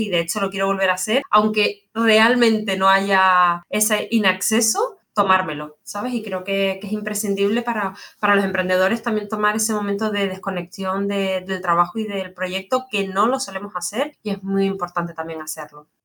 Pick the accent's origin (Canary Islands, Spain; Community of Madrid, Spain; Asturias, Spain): Canary Islands, Spain; como soy canaria